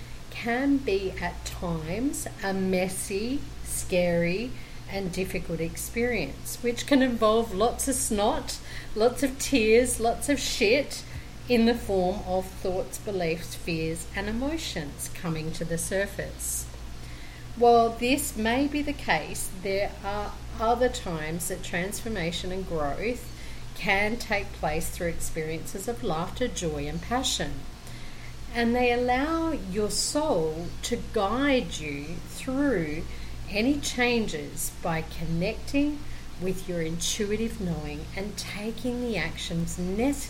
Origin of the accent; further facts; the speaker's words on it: Brisbane, Queensland, Australia; now in Colombia; I am originally from Brisbane, Australia, and currently living in Colombia, South America